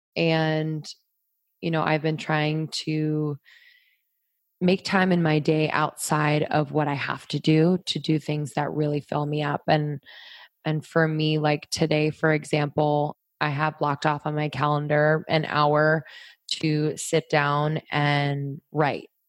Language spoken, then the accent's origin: English; Pennsylvania, United States; also born or lived in New York; now in Los Angeles, United States; I grew up in Pennsylvania